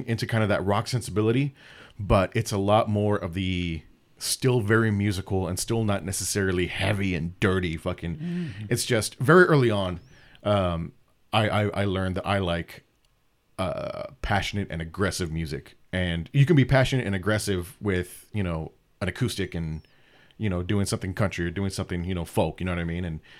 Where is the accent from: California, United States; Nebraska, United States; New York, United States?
California, United States; Tehachapi; just growing up in Tehachapi, also kind of led into that growing up